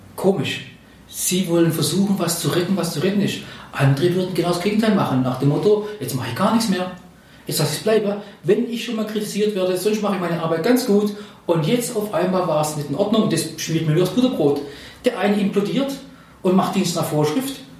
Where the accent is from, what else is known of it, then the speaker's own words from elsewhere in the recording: Swabia, Germany; ich bin Schwabe